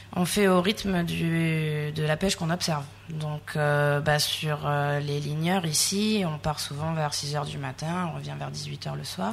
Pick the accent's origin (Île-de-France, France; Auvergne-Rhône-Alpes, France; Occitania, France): Occitania, France; Sète; also born or lived in Calais; now in Réunion, France; Je suis née dans le nord, à Calais. J'ai grandi à Sète, dans le sud